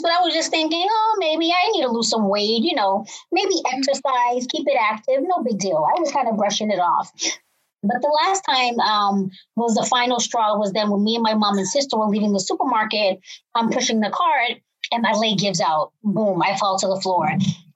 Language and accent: English; Cambridge, Massachusetts, United States; I am from Cambridge, Massachusetts